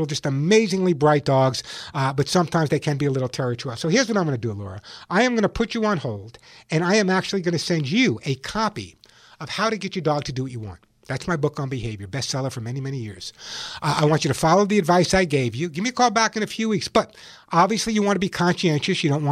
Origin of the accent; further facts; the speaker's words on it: Santa Monica, California, United States; calling from my hometown of Santa Monica, California.